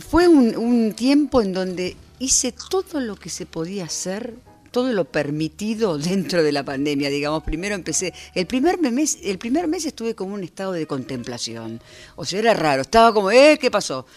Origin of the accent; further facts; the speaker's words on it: Buenos Aires, Argentina; Yo soy de acá, soy muy porteña, soy muy de barrio